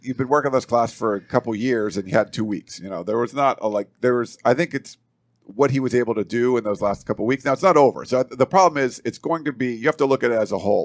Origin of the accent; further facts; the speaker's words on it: East Coast, United States; I'm from the East Coast